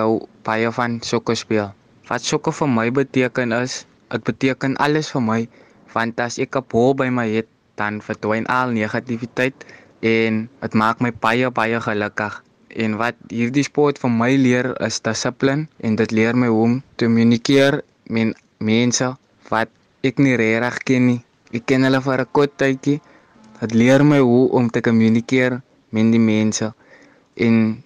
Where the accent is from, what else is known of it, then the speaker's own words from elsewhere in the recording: Cape Town, Western Cape, South Africa; ek is van Mitchell's Plain East Ridge